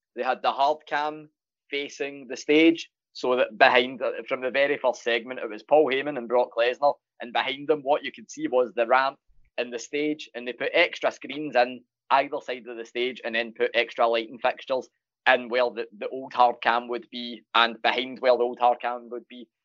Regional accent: Glasgow, Scotland, United Kingdom; I'm Glaswegian

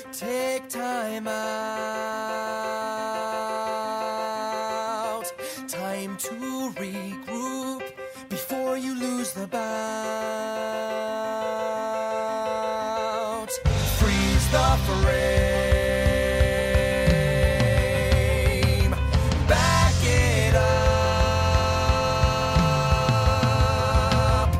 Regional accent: Surrey, South East England, United Kingdom; growing up in Surrey and, you know, in a quite a stuffy, you know, middle-class kind of area of England

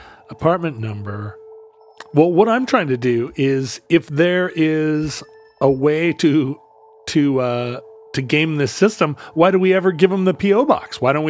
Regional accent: United States; But you know, as an American, I love my pop to taste like medicine.

